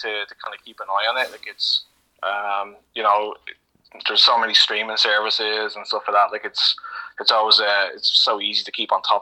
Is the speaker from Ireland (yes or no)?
yes; Dublin, Leinster, Ireland; moved away as an adult; I'm from Coolock